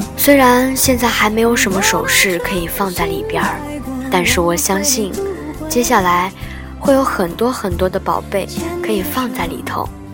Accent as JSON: {"language": "Chinese", "town": "Nanning", "region": "Guangxi", "country": "China", "said": "我也从来都不知道你从那么远的海南来到我们南宁"}